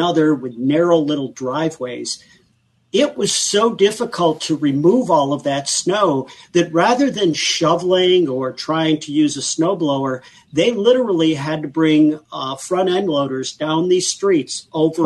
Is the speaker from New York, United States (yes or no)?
yes; Buffalo, New York, United States; I come from Buffalo and we're known for lake effect snowstorms up there